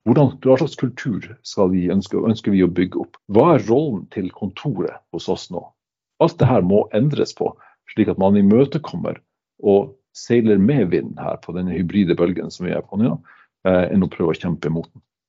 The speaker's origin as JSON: {"language": "Norwegian", "region": "Northern Norway", "country": "Norway", "moved": "yes", "said": "som nordlending"}